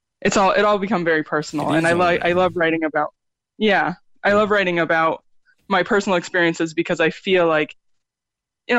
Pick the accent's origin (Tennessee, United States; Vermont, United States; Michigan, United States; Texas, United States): Vermont, United States; Middlebury; also born or lived in upstate New York; now in Cork, Ireland; I'm originally from upstate New York, but I grew up in Vermont. And that's like, it was like small town, Middlebury, Vermont